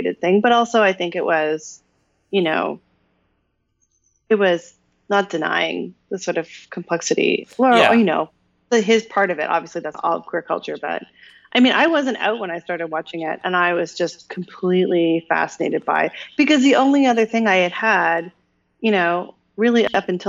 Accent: Canada; I'm a Canadian

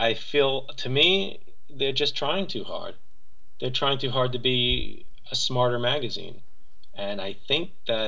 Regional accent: New York, United States; also born or lived in Monticello, New York; I'm from New York and grew up in New York.

